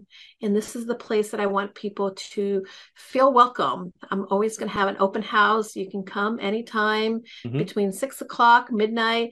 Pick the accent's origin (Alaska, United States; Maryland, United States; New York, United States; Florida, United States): New York, United States; New York City; moved away as an adult; also born or lived in El Salvador; now in Connecticut, United States; I am partially from New York, but to be quite honest, I'm from also El Salvador. I spent the first 10 years of my life there.